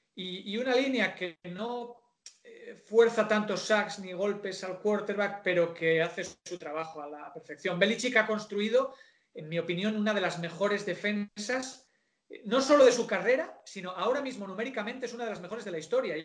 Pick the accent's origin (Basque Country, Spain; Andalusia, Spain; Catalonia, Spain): Basque Country, Spain; San Sebastián; soy de una ciudad pequeña, en San Sebastián es como somos de la Real por, genes